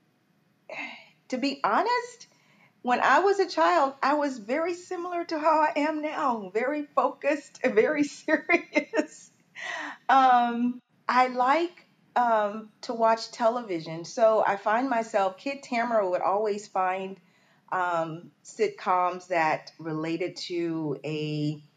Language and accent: English; Port Arthur, Texas, United States; I'm from Texas, and I'm from Southeast Texas, Port Arthur, Texas.